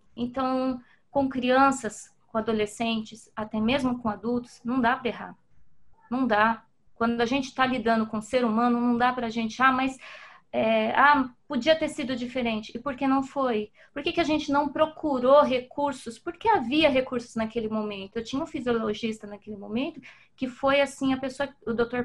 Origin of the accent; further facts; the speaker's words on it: Brazil; como brasileira